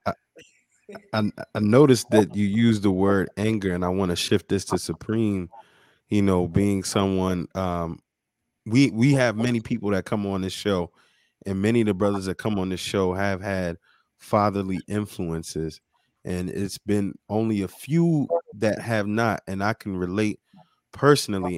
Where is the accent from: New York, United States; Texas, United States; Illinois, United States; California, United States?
New York, United States; now in Baltimore, United States; me being from New York as well